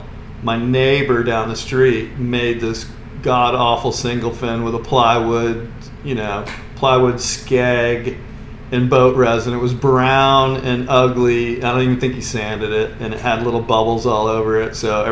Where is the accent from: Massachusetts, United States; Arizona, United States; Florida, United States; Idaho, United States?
Florida, United States; Merritt Island; I grew up in Merritt Island and basically Cocoa Beach, Merritt Island area. Okay. And, you know, been here for 55 years.